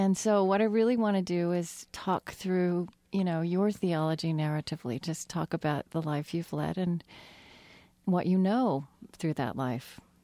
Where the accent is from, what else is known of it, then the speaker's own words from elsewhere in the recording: Oklahoma, United States; I grew up Southern Baptist in Oklahoma